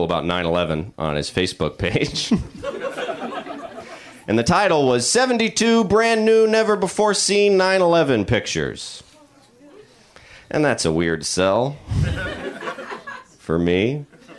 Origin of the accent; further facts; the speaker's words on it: the South, United States; also born or lived in Georgia; now in Los Angeles, United States; I'm from the South